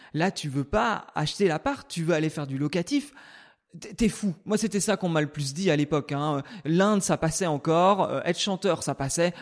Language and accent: French; Brittany, France; moved away; je suis né en Bretagne, au milieu des champs.